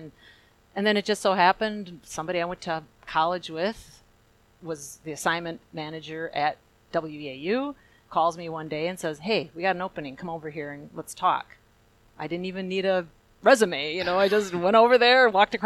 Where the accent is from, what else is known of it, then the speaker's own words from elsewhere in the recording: Tilden, Wisconsin, United States; I've been in this area my entire life. I grew up in Tilden, as Jerry said, and that's a small little hamlet north of Chippewa Falls